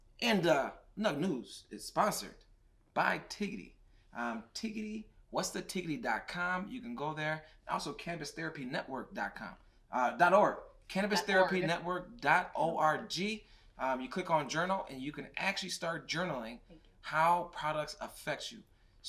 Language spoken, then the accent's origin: English; Michigan, United States; we're from Michigan